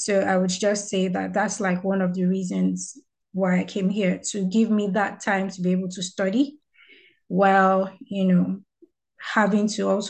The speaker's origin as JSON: {"language": "English", "country": "Nigeria", "moved": "as an adult", "lives_now": "Saint John, Canada", "said": "I am from Nigeria, and I am currently a UNB, that's the University of New Brunswick student here in St. John."}